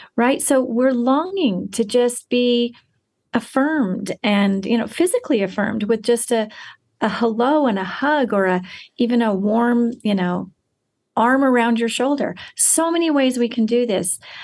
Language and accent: English; United States